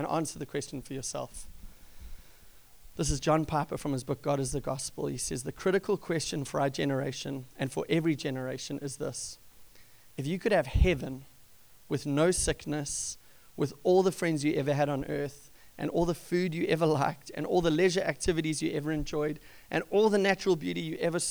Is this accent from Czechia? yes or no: no; South Africa; moved away; since I was a young kid growing up in South Africa